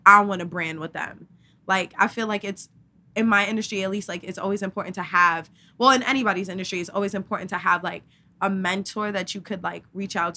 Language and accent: English; New York, United States; we are from New York